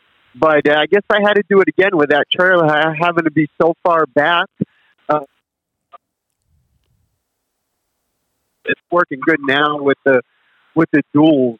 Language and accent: English; Maine, United States; I'm from Maine, so we go to New Hampshire every now and then for Laconia Bike Week